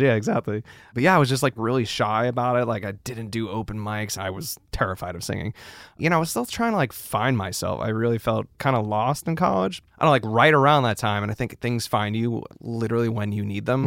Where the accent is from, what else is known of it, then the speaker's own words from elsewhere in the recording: New York City, New York, United States; moved away as an adult; also born or lived in Los Angeles; now in Nashville, United States; growing up in New York was great.